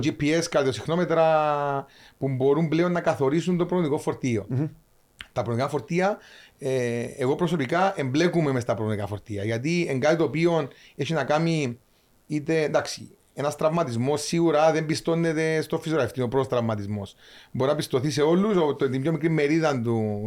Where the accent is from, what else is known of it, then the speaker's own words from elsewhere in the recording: Cyprus; moved away; also born or lived in Larnaca; Είμαι λεμεσανοπαφίτης